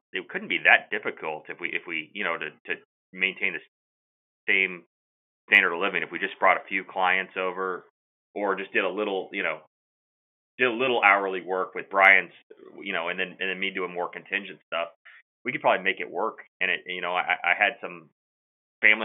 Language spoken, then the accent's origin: English; Kansas City, United States; also born or lived in Iowa; I grew up here in Kansas City